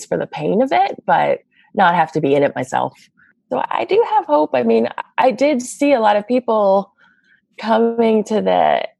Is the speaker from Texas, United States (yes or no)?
no; Boston, Massachusetts, United States; moved away; also born or lived in Los Angeles / San Francisco; I'm from the East Coast, from Boston, and I did live in LA for a bit. And even in San Francisco